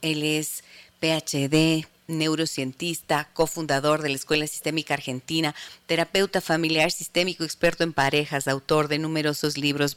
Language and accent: Spanish; Ibarra, Imbabura, Ecuador; desde la ciudad de Ibarra, mi tierra.